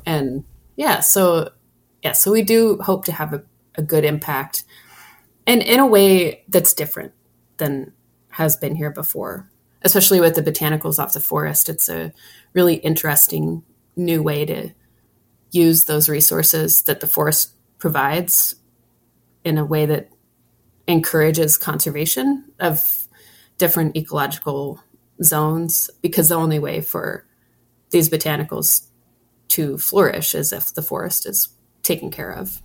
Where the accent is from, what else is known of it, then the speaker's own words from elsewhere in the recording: Troy, Montana, United States; I'm born and raised in Troy